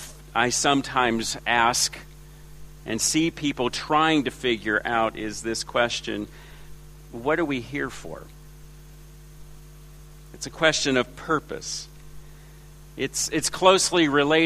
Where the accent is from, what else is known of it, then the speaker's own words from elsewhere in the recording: Los Angeles, California, United States; moved away as an adult; also born or lived in China; now in Ringwood East, Australia; My accent is from Los Angeles, where I was born and raised